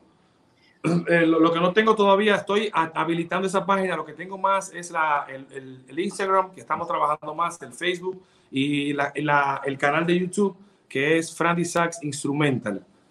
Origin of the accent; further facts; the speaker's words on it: Sabaneta, Santiago Rodríguez, Dominican Republic; now in Santiago de los Caballeros, Dominican Republic; soy de Santiago Rodríguez, Sabaneta, orgullosamente